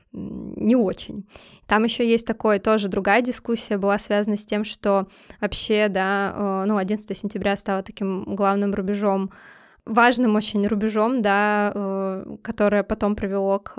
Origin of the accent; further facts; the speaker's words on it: Saint Petersburg, Russia; Ну, да, мы из Питера, нам можно.